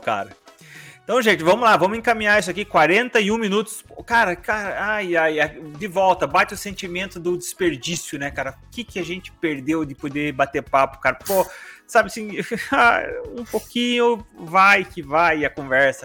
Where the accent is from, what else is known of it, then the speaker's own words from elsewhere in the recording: Brazil; a gente é brasileiro